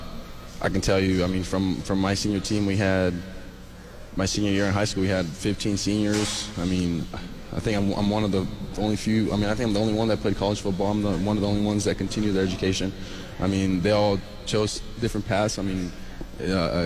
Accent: California, United States; moved away as an adult; now in Lubbock, United States; I'm a kid from California, and somehow ended up here in Lubbock, Texas

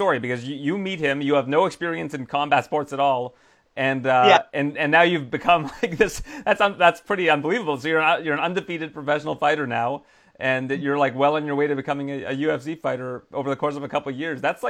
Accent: Canada; born or raised there

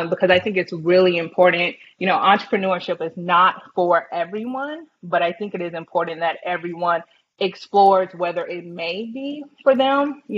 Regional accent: Round Rock, Texas, United States; Like from Round Rock as well, yeah.

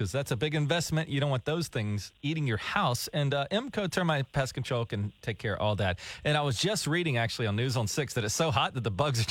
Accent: Georgia, United States; I listen to Tig and Daniel every morning. I'm from Georgia.

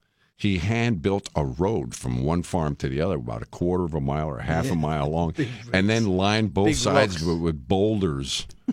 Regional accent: New York, United States; I'm a New Yorker

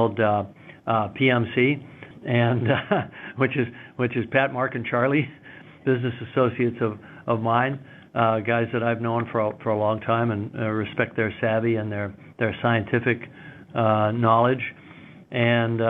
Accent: Ontario, Canada; moved away; also born or lived in New Zealand; I'm Canadian originally. I grew up in Ontario

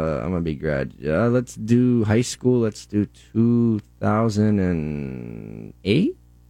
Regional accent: DeLand, Florida, United States; I am from DeLand, if you know where that is.

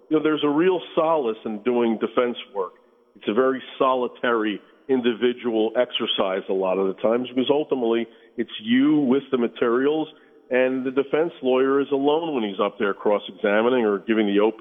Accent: United States; as an American

